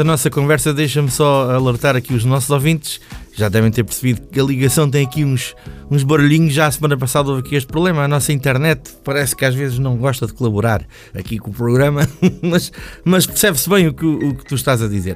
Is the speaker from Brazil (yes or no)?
no; Peniche, Centro, Portugal; sou da zona de Peniche